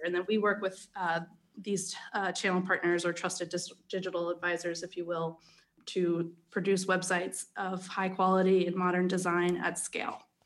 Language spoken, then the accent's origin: English; Philadelphia, Pennsylvania, United States; accent: American; moved away as an adult; also born or lived in Denmark; now in Copenhagen, Denmark; I'm originally from Philadelphia, but, uh, have expatriated to Denmark eight years ago